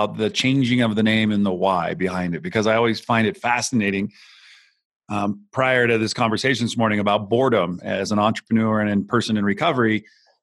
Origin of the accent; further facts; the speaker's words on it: Santa Cruz, California, United States; I grew up in California. I'm from the Bay Area. I'm from a small town called Santa Cruz